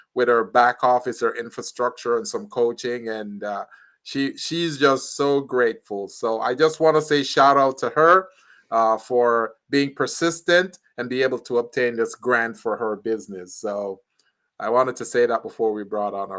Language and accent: English; Jamaica; moved away; I'm from Jamaica, so I'm very familiar with load, sharing